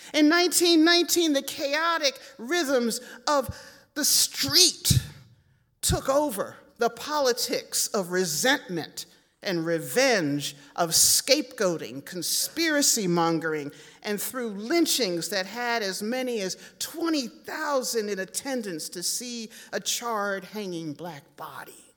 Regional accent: Philadelphia, Pennsylvania, United States; growing up in Philadelphia

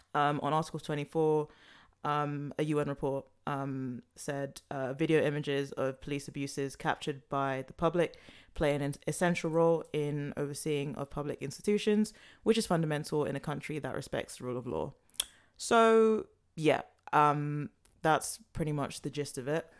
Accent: London, United Kingdom; I was born in London, I was raised in London

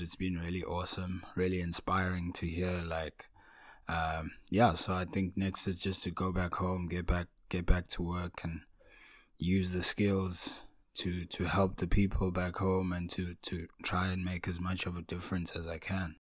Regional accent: Pietermaritzburg, KwaZulu-Natal, South Africa; I was born in a town called Pietermaritzburg in province of KwaZulu-Natal.

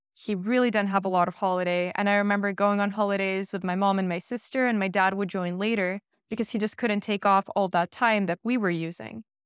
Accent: Bay Area, California, United States; moved away as an adult; also born or lived in Russia; now in Netherlands; growing up in the Bay Area 'cause that's where I grew up

